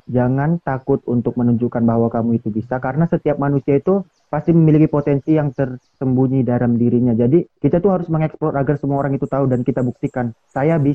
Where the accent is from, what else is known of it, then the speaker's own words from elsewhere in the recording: Padang Sidempuan, North Sumatra, Indonesia; saya kan dari Sidimpuan hmm. saya pergi ke Siantar gini